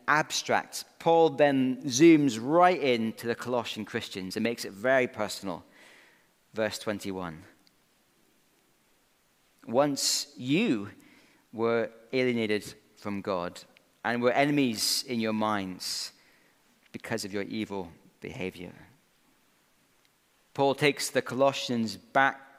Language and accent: English; Scotland, United Kingdom; Growing up in Scotland, when I played a bit of rugby at school